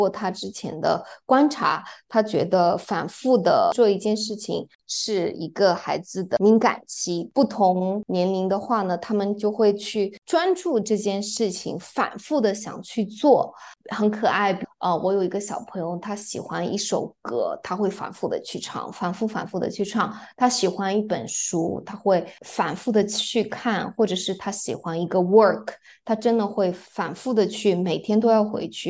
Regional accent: Japan; also born or lived in China; now in New York, United States; 我是嗯中日混血，所以呢，成长在日本，出生在日本，但是又在中国大陆成长很长时间，然后。现在又在这边，所以我会三国语言。

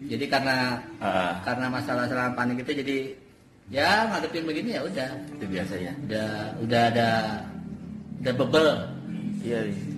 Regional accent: Java, Indonesia; kita harus tetap merasa beruntung atau bersyukur gitu ya karena kita orang Jawa pak orang Jawa ya, ya. Jawa.

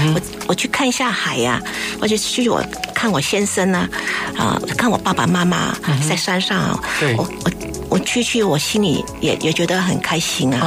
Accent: Hong Kong; now in Taipei, Taiwan; 我小时候住在香港，嗯。出生长大在那里，每天就是对着那个海啊

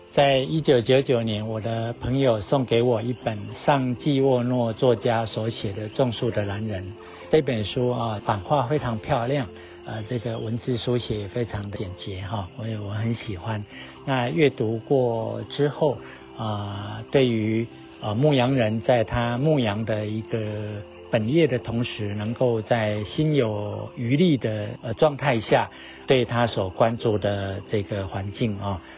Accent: Chiayi, Taiwan; 我的家乡在嘉义

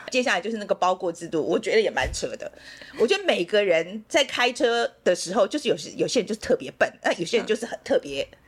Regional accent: Taiwan; moved away as an adult; also born or lived in United States; 我们台湾人

